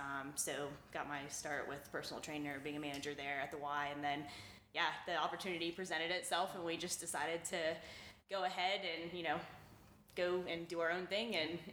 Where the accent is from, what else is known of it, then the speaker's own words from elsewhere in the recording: Orlando, Florida, United States; now in Greenville, United States; a place in Orlando, Florida, where I'm from.